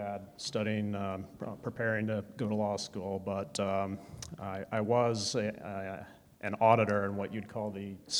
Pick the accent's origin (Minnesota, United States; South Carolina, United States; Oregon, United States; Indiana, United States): Indiana, United States; Warsaw; I have lived here for 15 years, and Miranda is from the Fort Wayne area originally. I'm from Warsaw in northern Indiana.